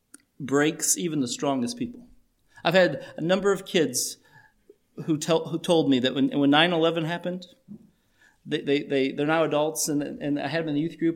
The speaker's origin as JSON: {"language": "English", "town": "Chicago", "region": "Illinois", "country": "United States", "said": "we are from Chicago"}